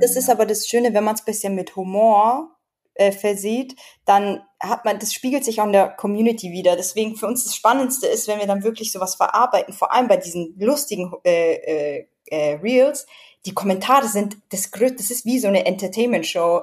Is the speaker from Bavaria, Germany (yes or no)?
yes; Edling, Bavaria, Germany; accent: Bavarian; also born or lived in United States; ich komme aus Bayern